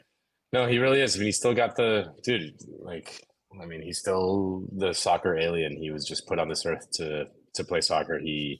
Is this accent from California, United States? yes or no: no; Miami, Florida, United States; I'm from Miami.